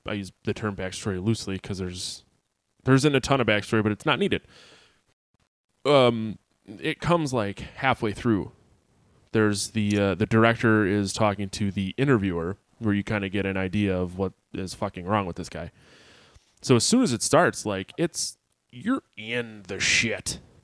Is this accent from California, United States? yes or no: no; Sheboygan, Wisconsin, United States; also born or lived in Appleton, Wisconsin; I grew up in Sheboygan, Wisconsin, and moved to Appleton, Wisconsin